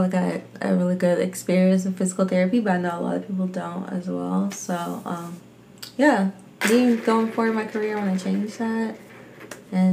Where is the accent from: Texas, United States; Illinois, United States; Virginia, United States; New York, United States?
Virginia, United States; Newport News; I'm from Newport News, Virginia, born and raised.